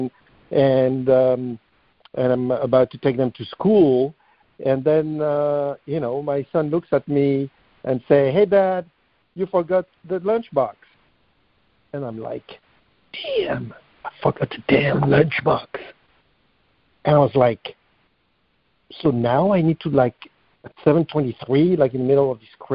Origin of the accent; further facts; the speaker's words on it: France; moved away as an adult; now in United States; I was born and raised in France